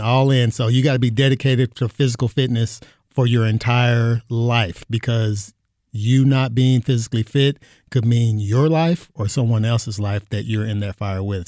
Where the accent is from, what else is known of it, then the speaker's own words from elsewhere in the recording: Kentucky, United States; moved away as an adult; now in Phoenix, United States; I'm from Kentucky